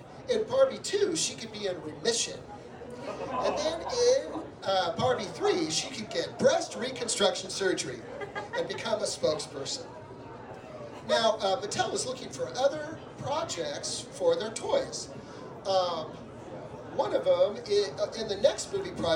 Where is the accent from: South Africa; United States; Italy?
United States; Santa Maria, California; I'm from Santa Maria